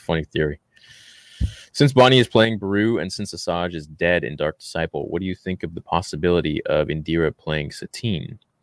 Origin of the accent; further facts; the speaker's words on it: Canada; as a Canadian